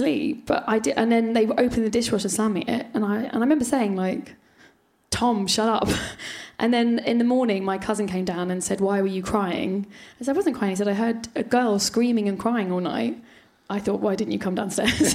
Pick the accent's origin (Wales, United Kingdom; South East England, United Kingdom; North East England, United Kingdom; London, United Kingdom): London, United Kingdom; Finchley, which is kind of where I grew up in North London